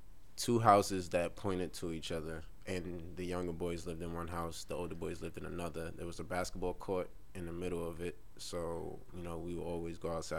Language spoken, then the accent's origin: English; New York City, New York, United States; also born or lived in Bay Ridge, Brooklyn; I'm from Brownsville, Brooklyn